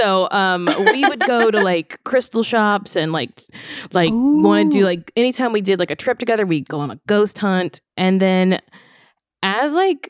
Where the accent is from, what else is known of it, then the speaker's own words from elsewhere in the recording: Louisiana, United States; moved away; also born or lived in New York; I am from Louisiana